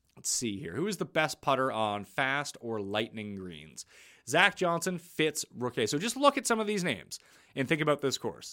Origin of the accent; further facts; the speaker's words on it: Canada; I'm Canadian